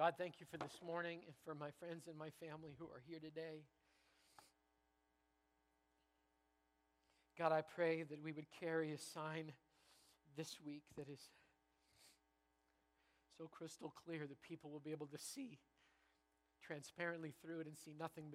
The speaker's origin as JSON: {"language": "English", "country": "Canada", "moved": "yes", "lives_now": "Bellingham, United States", "said": "I'm a Canadian"}